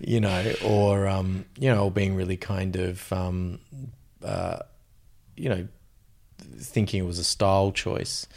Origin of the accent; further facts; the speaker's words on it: Australia; as an Australian male